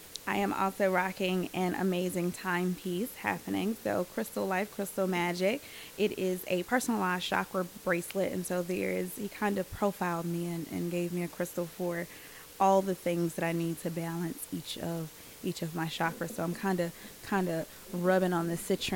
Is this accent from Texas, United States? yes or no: no; Birmingham, Alabama, United States; I was born and raised here in Birmingham